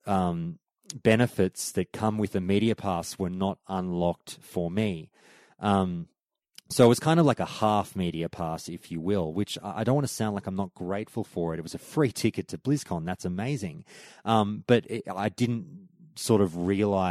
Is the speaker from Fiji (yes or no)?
no; Australia; I'm Australian media